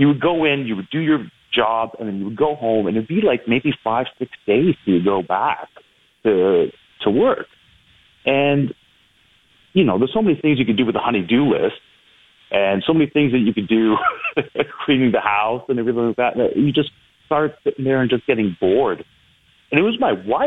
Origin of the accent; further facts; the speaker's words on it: Brampton, Ontario, Canada; moved away as an adult; now in Toronto, Canada; I grew up in Brampton